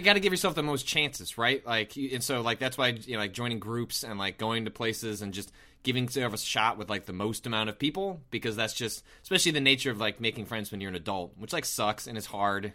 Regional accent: outside of Chicago, Illinois, United States; I didn't grow up in Chicago, I grew up outside of Chicago

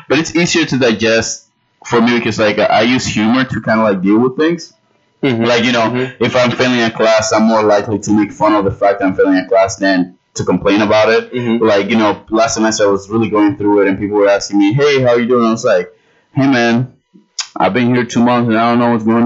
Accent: New York City, New York, United States; I am from the Bronx

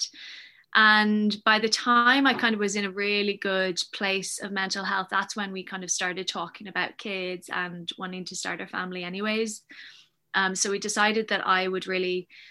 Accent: Dublin, Leinster, Ireland; also born or lived in Chicago, United States; I'm originally from Chicago, but we moved to Ireland when I was four. So I have dual nationality, which can be handy sometimes and a pain other times. And yeah, I grew up in Dublin, in the, you know, South County Dublin.

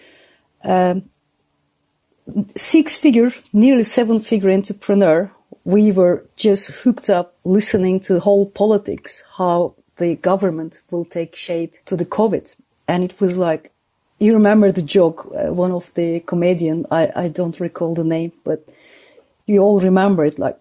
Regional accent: United Kingdom; moved away as an adult; I'm a British citizen and I can't go back to my country

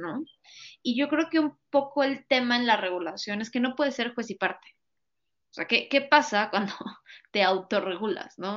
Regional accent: Mexico; nosotros como mexicanos

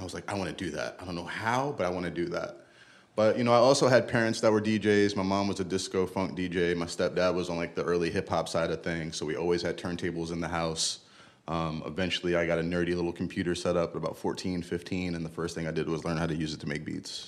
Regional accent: New York City, New York, United States; also born or lived in Bronx; I'm originally from Brooklyn

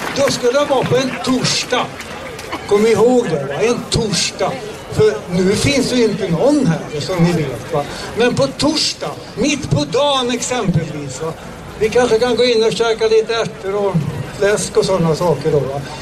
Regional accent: Sweden; vi svenskar

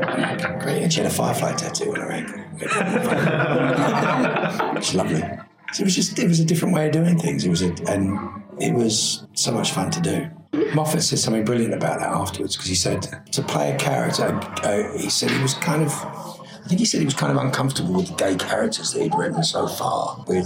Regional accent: England, United Kingdom; moved away; being English and having never really worked in England, apart from I did In the Name of the Father after I'd been working in America.

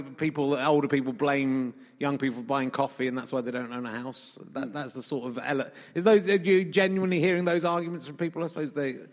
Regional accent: Yorkshire and the Humber, United Kingdom; born there; I was born in Yorkshire, so that's

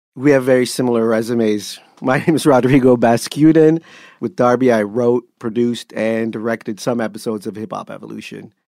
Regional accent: Canada; being Canadian

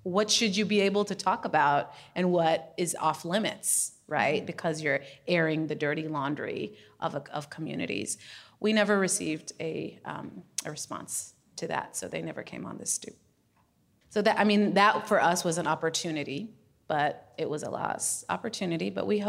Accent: Minnesota, United States; now in Chicago, United States; I learned about stoop conversations when I moved to Chicago from Minnesota, so I'm with you.

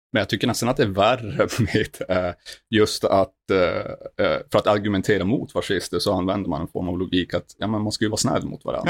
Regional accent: Norrland, Sweden; Jag kommer från de djupaste delarna och mörkaste delarna av Sverige. Norrland

